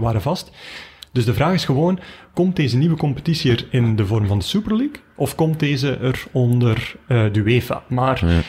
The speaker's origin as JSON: {"language": "Dutch", "country": "Belgium", "said": "wij als Belgen"}